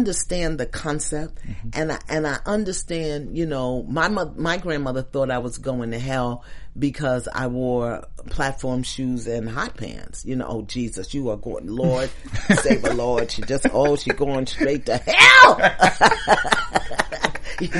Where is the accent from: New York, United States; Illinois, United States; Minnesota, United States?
New York, United States; New York City; When I was 12 and 13, and I was bused from Crown Heights, Brooklyn to Flatbush